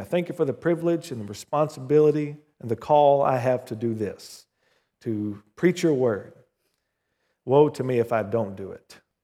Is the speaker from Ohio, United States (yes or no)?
no; Southern Oklahoma, United States; When I was growing up in Southern Oklahoma, our little country church called Victory Chapel